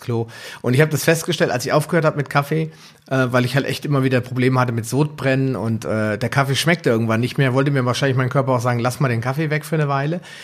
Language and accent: German; Germany; bei uns in Deutschland